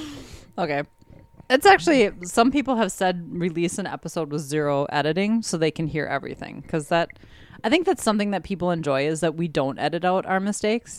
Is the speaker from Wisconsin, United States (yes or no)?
yes; Wisconsin, United States; We're from Wisconsin